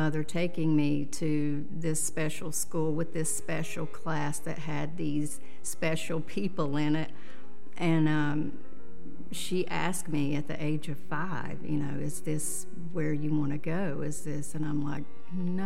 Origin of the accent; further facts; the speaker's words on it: Stony Point, North Carolina, United States; I grew up in Stony Point, North Carolina, which is a very small town on the other side of Statesville